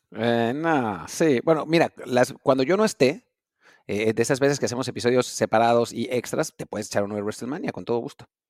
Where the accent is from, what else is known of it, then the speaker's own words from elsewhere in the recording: Mexico; como mexicanos